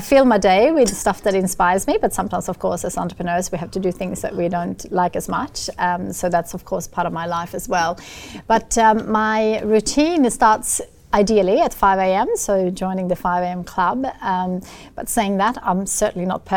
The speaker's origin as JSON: {"language": "English", "country": "Sweden", "tie": "born or raised there", "accent": "Swedish", "second_language": "English", "moved": "yes", "said": "I grew up in Sweden in a very lovely family farm"}